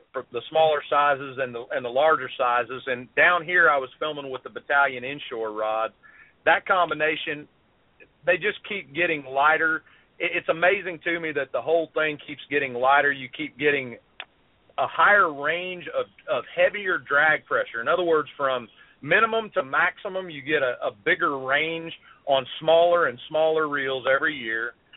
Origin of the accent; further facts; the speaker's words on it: South Carolina, United States; also born or lived in Columbia, South Carolina; I'm from South Carolina. I live right dead in the middle of the state in Columbia.